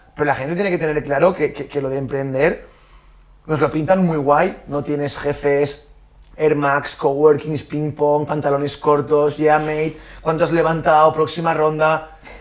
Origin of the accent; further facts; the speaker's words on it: Valencian Community, Spain; moved away as an adult; also born or lived in Australia; somos valencianos